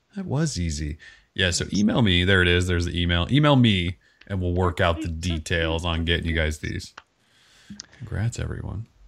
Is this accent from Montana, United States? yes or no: yes; Montana, United States; moved away; I grew up in Montana